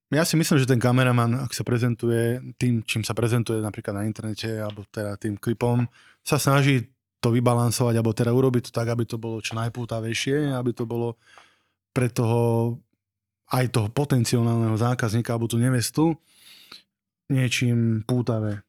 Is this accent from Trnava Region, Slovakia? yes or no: no; Nové Zámky, Nitra Region, Slovakia; Pochádzam z Nových zámkov